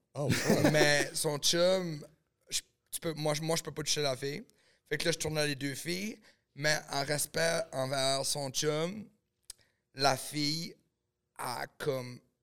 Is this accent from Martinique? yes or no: no; New Brunswick, Canada; moved away; also born or lived in Los Angeles; Je viens du Nouveau-Brunswick